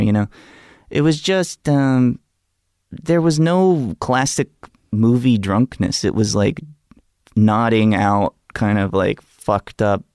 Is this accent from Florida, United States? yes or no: no; Gulf Shores, Alabama, United States; I grew up in a place called Gulf Shores, Alabama.